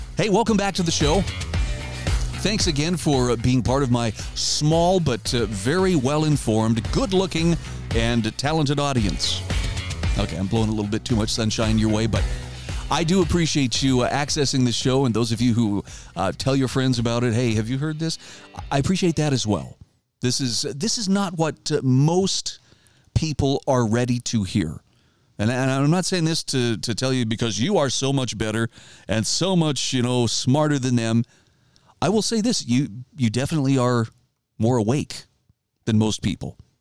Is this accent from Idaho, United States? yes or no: yes; Idaho, United States; my home state of Idaho